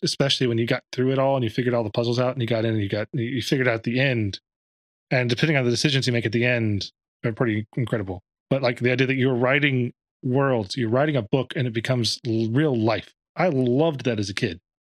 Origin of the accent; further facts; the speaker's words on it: Dallas, Texas, United States; I'm from Dallas